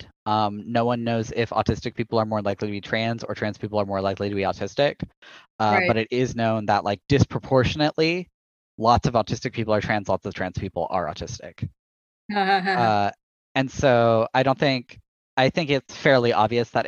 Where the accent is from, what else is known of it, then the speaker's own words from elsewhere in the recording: Texas, United States; I'm from Texas